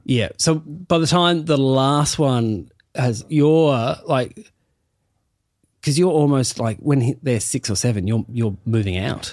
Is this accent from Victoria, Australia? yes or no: no; Burnie, Tasmania, Australia; I'm from Burnie